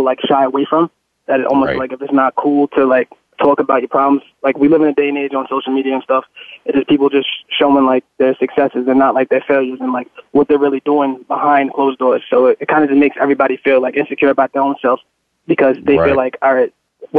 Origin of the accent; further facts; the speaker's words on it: New York City, New York, United States; I'm from Staten Island, New York